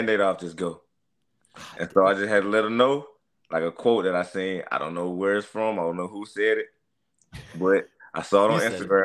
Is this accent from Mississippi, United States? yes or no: yes; Mississippi, United States; accent: country; I'm from Mississippi. So, like, I don't know if y'all can tell by the accent. I'm a little country.